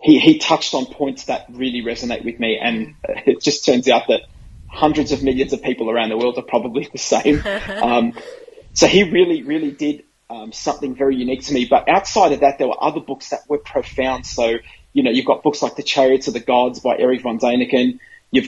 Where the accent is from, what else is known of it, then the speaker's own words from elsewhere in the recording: Australia; I'm an Aussie